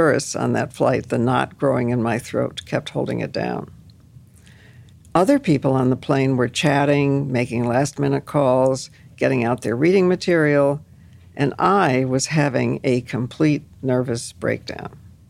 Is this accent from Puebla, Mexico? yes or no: no; Colima, Mexico; The plane was going to Puerto Vallarta, and I'm actually from Colima, but they don't have a direct flight from Denver, and this is one of the closest airports.